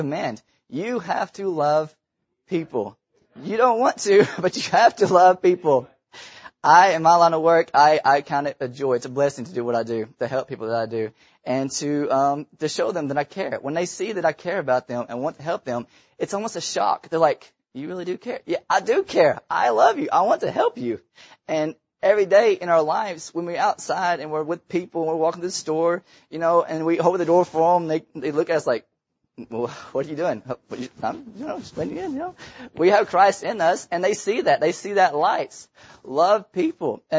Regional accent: Tennessee, United States; I was born in Tennessee

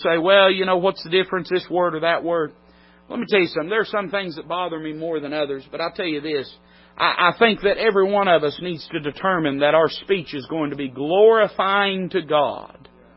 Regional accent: United States; I'm an American citizen, proudly so.

